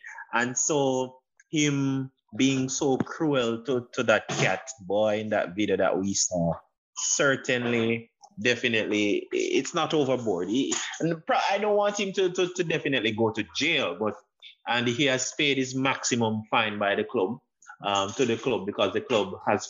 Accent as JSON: {"language": "English", "country": "Jamaica", "tie": "born or raised there", "said": "we grew up in Jamaica"}